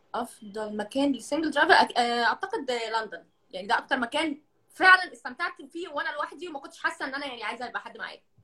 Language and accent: Arabic; Egypt; now in Kuwait; احنا يعني كمصريين